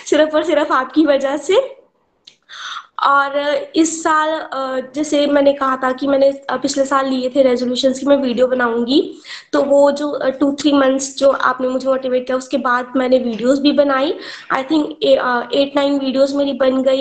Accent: Pathankot, Punjab, India; मैं पठानकोट की रहने वाली हूँ

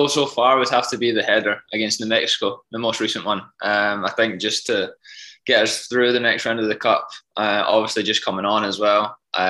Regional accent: Scotland, United Kingdom; Yeah, I supported the Glasgow Rangers growing up.

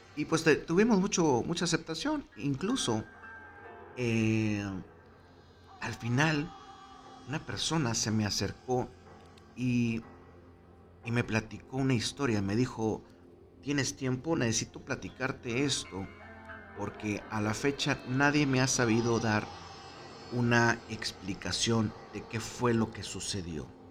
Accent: Monterrey, Nuevo León, Mexico; como buenos regios

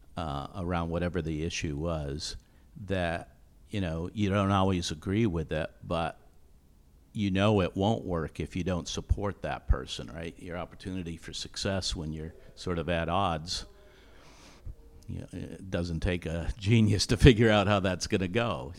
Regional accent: Vermont, United States; moved away as an adult; also born or lived in Dallas / Denver; I grew up in Vermont.

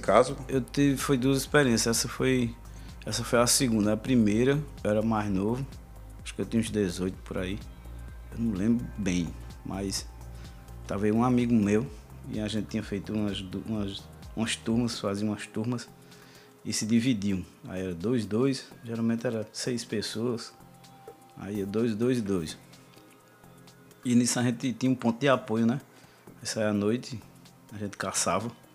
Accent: Arcoverde, Pernambuco, Brazil; moved away as an adult; now in Recife, Brazil; Eu sou do sertão, sou de Arco Verde.

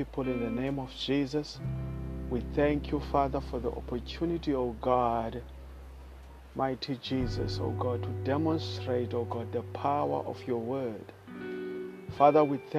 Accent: South Africa; I am Latter-day Preacher. I come all the way from South Africa.

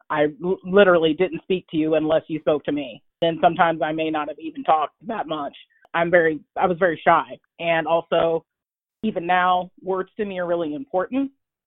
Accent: Oklahoma, United States; I'm a military brat, so I kind of, most of the time, I grew up in Southwest Oklahoma and kind of like lived everywhere, but I mainly grew up here in Southwest Oklahoma where I'm living now.

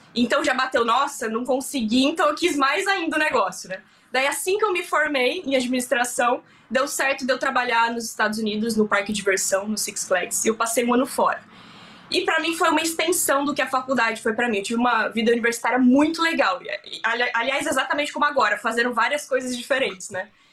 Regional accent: Bauru, São Paulo, Brazil; moved away as an adult; now in Vancouver, Canada; eu sou do interior de São Paulo, de uma cidade que chama Bauru

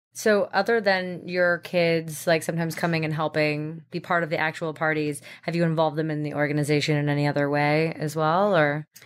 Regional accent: New York City, New York, United States; I'm born and raised in New York City.

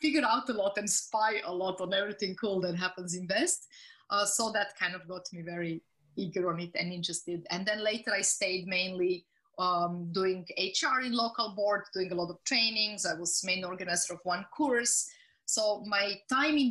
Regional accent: Zagreb, City of Zagreb, Croatia; born or raised there

